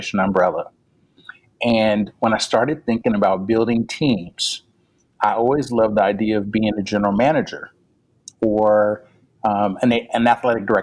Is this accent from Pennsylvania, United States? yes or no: no; Pasadena, California, United States; I'm from Pasadena, California, home of the Roses